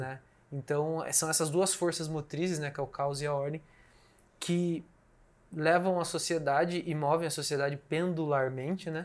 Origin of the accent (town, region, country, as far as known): Brazil